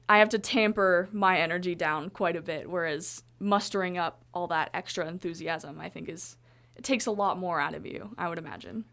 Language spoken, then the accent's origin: English; Colorado, United States; I am from Colorado